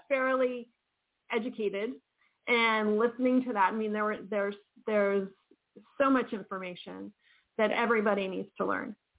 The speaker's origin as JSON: {"language": "English", "region": "East Coast", "country": "United States", "said": "I'm from the East Coast too"}